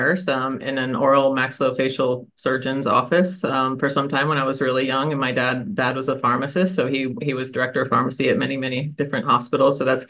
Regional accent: Kentucky, United States; born there; You don't even know this about me, Stan. I was born in Kentucky, actually.

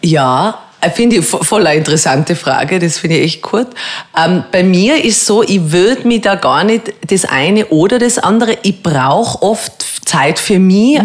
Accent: Telfs, Tyrol, Austria; also born or lived in Rum; ich bin ja in Tirol aufgewachsen und habe eigentlich eine sehr schöne Kindheit gehabt

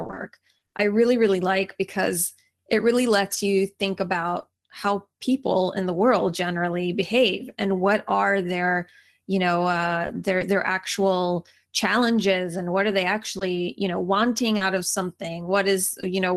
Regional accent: Atlanta, Georgia, United States; also born or lived in St. Paul, Minnesota; now in Los Angeles, United States; I actually grew up, most of the time that I grew up was in Atlanta, Georgia

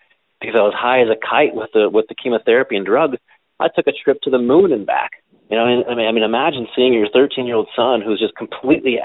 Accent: Willard, Ohio, United States; being a teenager growing up in Willard, Ohio.

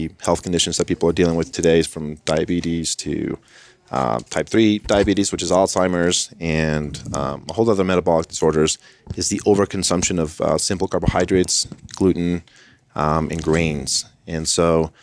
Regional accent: Colombia; I am from Colombia, South America

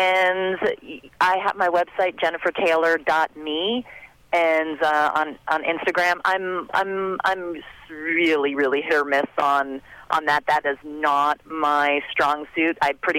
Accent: Hoboken, New Jersey, United States; born there; also born or lived in North Bergen / Florida; Yeah, I was born in Hoboken. I lived in North Bergen, and then we moved down to Florida.

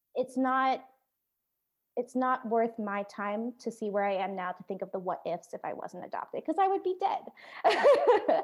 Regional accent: Oregon, United States; moved away as an adult; also born or lived in Da Nang, Vietnam; now in Nashville, United States; I was born in The Nang, Vietnam, and I was adopted to the United States where, um, I grew up in Oregon

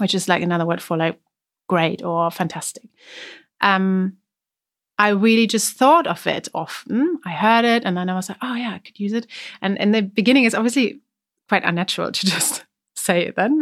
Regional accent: Germany; accent: German; English is a second language; I had a really strong German accent

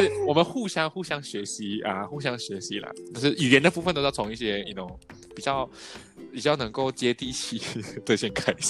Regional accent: Malaysia; 我我们是有双重身份。可像我去台湾，我不会去跟他们讲说我是马来西亚人，我觉得很自然而然就混在一起。

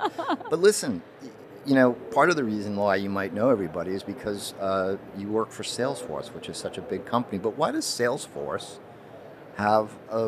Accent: Boston, Massachusetts, United States; coming to you live from the floor of Health 2021 in my hometown of Boston, Massachusetts.

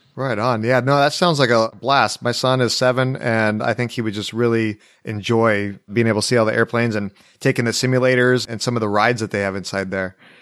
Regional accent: California, United States; moved away; I'm from California originally

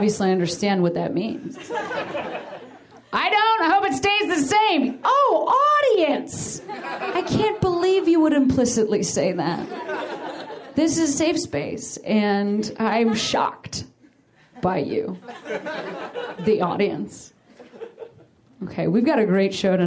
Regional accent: Chicago, Illinois, United States; now in Los Angeles, United States; I'm from Chicago, and I love my city a lot

